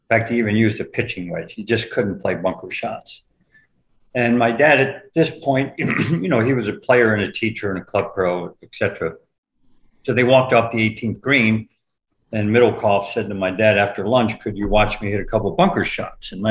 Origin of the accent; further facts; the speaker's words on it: Florida, United States; And growing up in Florida, when my parents would take my brother and sister and I to the beach.